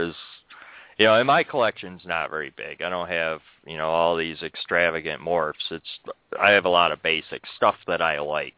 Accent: New York, United States; born there; I was born in New York, though.

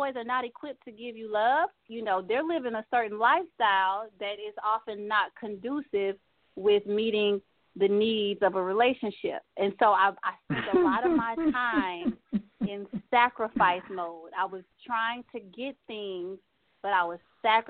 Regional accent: Texas, United States; I'm from Texas

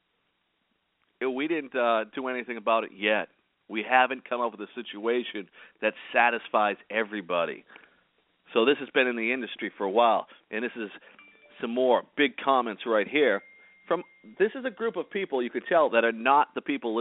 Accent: Boston, Massachusetts, United States; I'm from Boston, Massachusetts, so anytime you're from Boston, you grow up and you automatically become a Democrat.

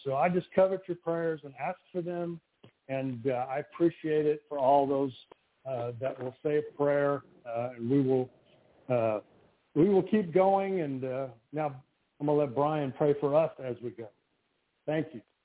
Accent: Louisiana, United States; I grew up in Louisiana

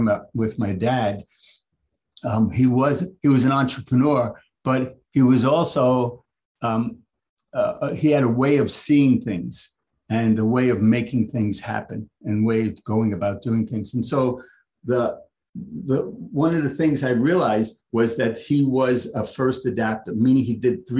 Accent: New York City, New York, United States; I'm from the Lower East Side

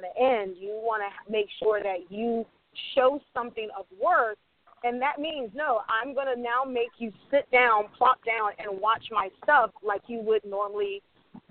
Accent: the South, United States; also born or lived in New York; now in Los Angeles, United States; I grew up in the South

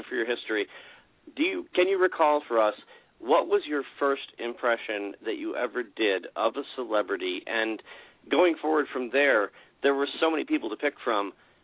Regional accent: the Catskills, New York, United States; I grew up up here in the Catskills

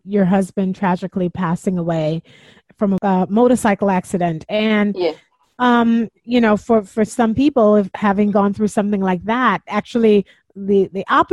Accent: Jamaica; I'm Jamaican also

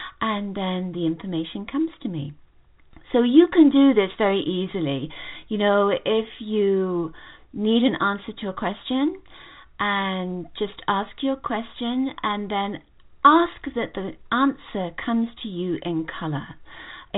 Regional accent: England, United Kingdom; moved away as an adult; now in United States; I come from England originally.

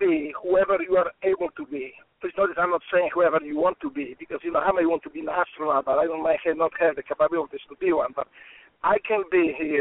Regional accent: Poland; English is a second language; moved away as an adult; now in United States; I grew up in communist Poland

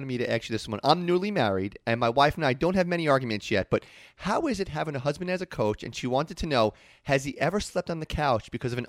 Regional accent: New York, United States; I'm a New Yorker, born and raised.

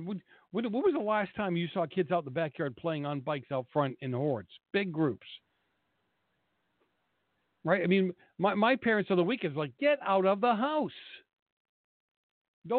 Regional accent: Boston, Massachusetts, United States; moved away as an adult; now in California, United States; I grew up in Boston.

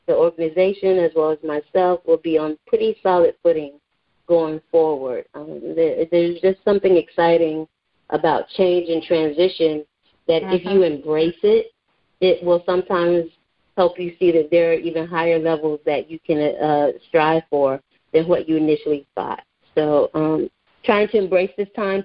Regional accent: the South, Southern United States, United States; accent: southern; also born or lived in Queens, New York / Brooklyn, New York / Harlem, New York; now in New York, United States; I still hear my southern accent from others. They catch mine, my little twang that I have sometimes

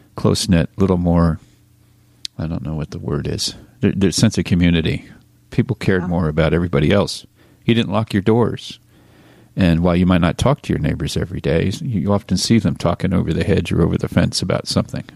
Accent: Reading, Pennsylvania, United States; growing up in Reading, Pennsylvania

